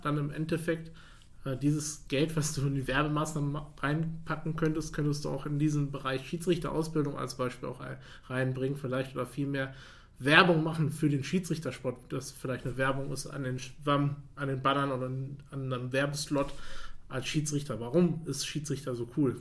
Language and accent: German; Paderborn, North Rhine-Westphalia, Germany; Ich komme aus Paderborn